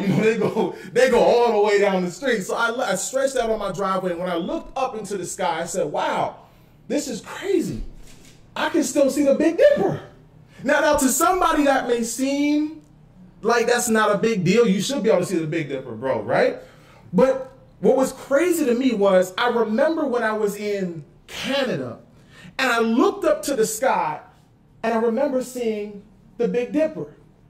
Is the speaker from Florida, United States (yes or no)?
yes; Florida, United States; I have, kid you not, two people in this room right now that I grew up with in Florida, but they're here with me in California.